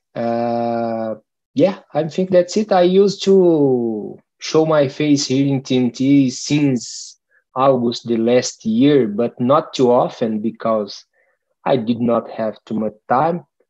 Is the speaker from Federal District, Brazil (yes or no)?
yes; Brasília, Federal District, Brazil; English is a second language; moved away as an adult; also born or lived in Santarém, Pará, Brazil; now in Calgary, Canada; I was born in Brasilia